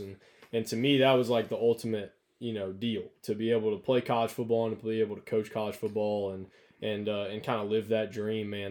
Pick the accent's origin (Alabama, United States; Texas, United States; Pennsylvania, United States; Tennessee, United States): Alabama, United States; North; I grew up in North Alabama